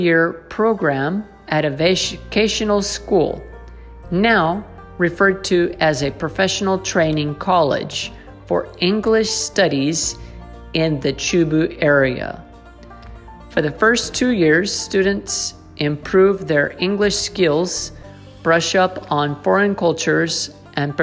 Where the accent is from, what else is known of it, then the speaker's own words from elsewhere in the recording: Silver City, New Mexico, United States; moved away as an adult; now in Japan; growing up in Silver City, New Mexico